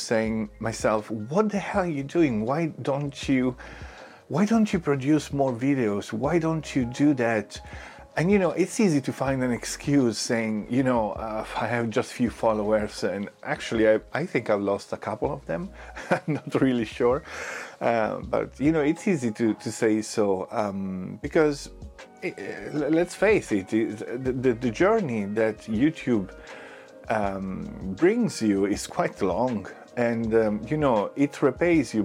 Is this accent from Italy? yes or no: yes; Italy; English is a second language; now in London, United Kingdom